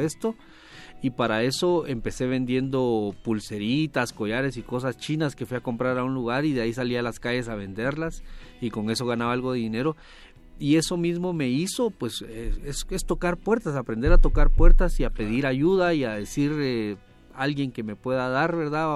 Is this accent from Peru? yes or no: no; Guatemala; Desde Guatemala, nací en Guatemala